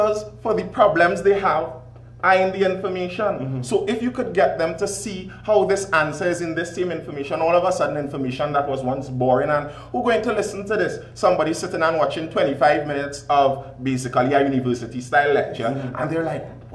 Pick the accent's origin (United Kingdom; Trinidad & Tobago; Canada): Trinidad & Tobago; When I was born, we were living in San Rafael Arena.